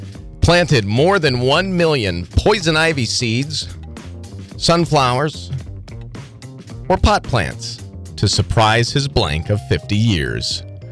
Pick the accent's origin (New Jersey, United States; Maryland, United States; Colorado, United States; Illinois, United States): Colorado, United States; We're going to go to my home state. Colorado